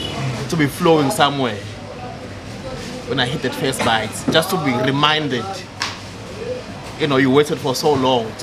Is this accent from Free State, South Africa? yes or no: no; Durban, KwaZulu-Natal, South Africa; I'm from Durban, so we come from the spice, our part of South Africa.